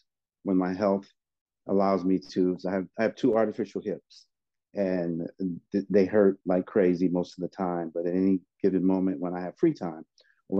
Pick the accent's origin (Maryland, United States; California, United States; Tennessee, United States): California, United States; Oakland; also born or lived in San Francisco, California; I moved over to Oakland when I was about 9 or 10 years old